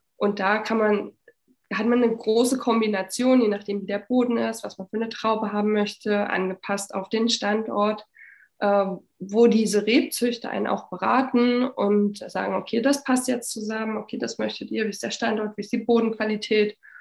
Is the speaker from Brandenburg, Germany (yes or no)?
yes; Frankfurt, Brandenburg, Germany; moved away as an adult; now in Berlin, Germany; Ich komme aus Frankfurt-Oder, aus dem Osten von Deutschland und bin auch in der damaligen DDR noch geboren